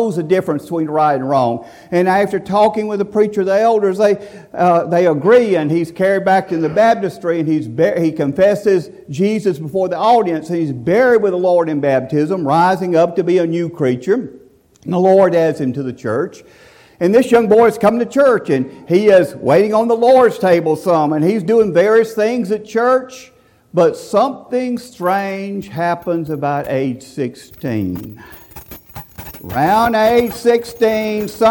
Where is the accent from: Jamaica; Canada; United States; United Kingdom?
United States; Sylacauga, Alabama; my hometown, Holland, to the suburb of Sylacauga, Alabama